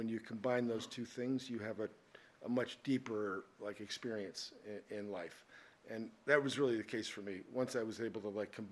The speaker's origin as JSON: {"language": "English", "town": "Boston", "region": "Massachusetts", "country": "United States", "tie": "born or raised there", "also_born_or_lived": "Newton / Concord / Walpole / Framingham", "moved": "yes", "lives_now": "Malibu, United States", "said": "I was technically born in downtown Boston, but lived in Newton, lived in Concord."}